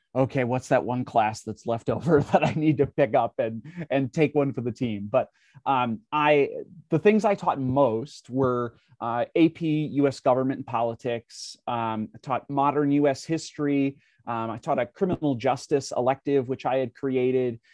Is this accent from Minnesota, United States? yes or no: yes; Minnesota, United States; now in Wisconsin, United States; I live in Wisconsin, but I, I grew up in Minnesota